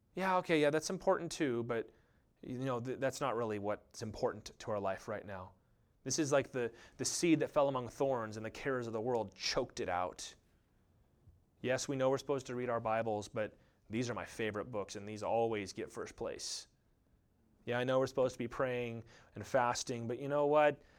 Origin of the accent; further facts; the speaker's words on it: United States; I love being an American.